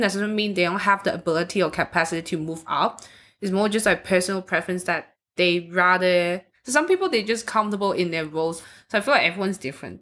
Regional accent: Hong Kong; now in Austria; I'm from Hong Kong, so we don't, most of the people, they, they don't really have a religion

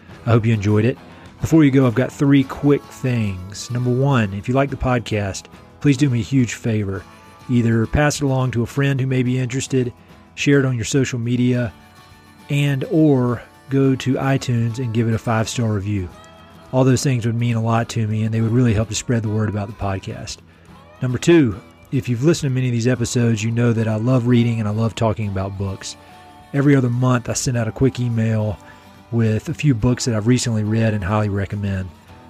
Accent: the South, United States; accent: Southern; my weird Southern accent.

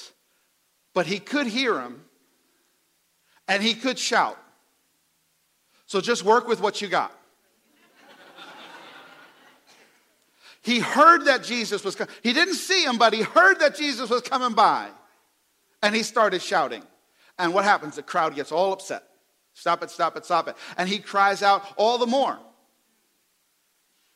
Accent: New York City, New York, United States; now in Oklahoma, United States; I'm from the New York City area.

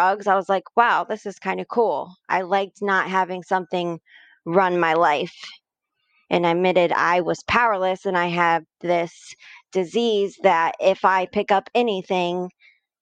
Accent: Mansfield, Ohio, United States; I'm born and raised in Mansfield, Ohio

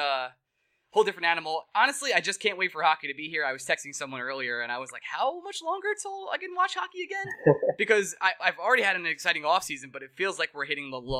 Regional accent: New York, United States; I'm from New York.

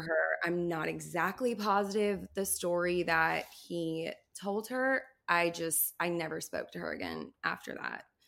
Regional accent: Nashville, Tennessee, United States; also born or lived in New Orleans, Louisiana; originally from New Orleans, but I grew up in Nashville

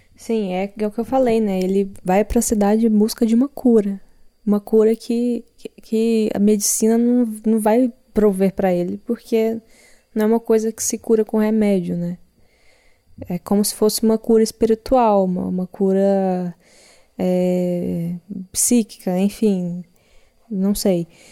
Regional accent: Cerrado, Brazil; eu cresci no Cerrado

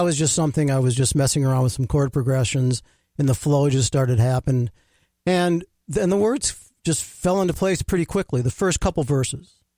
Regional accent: Rochester, Minnesota, United States; I grew up in Rochester.

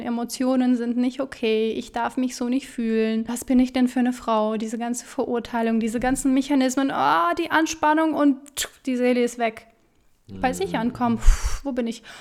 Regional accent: Siberia, Russia; moved away; Ich bin in Sibirien geboren, in mhm. Russland

